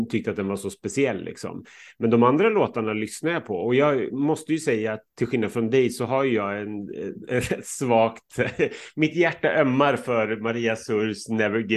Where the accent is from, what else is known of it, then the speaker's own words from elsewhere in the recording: Norway; Ja, vi är, vi är ju från Norge